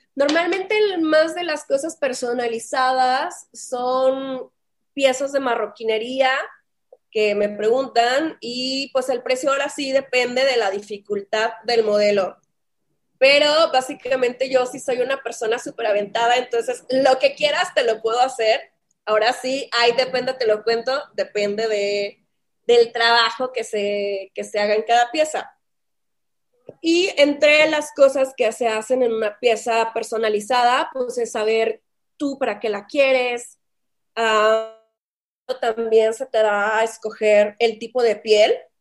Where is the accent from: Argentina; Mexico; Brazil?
Mexico; Saltillo, Coahuila; accent: northern Mexican; moved away as an adult; also born or lived in Monterrey / Playa del Carmen; now in Mexico City, Mexico; como escucharán en mi tomo, en mi tono, yo soy del norte de México, soy de Saltillo, Coahuila. Allá crecí, allá pues me hice.